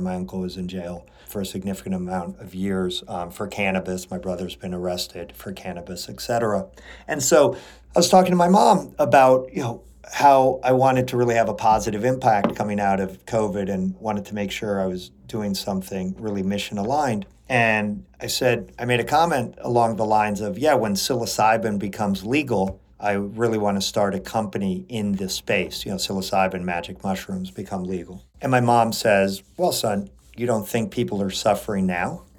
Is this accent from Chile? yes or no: yes; Chile; born or raised there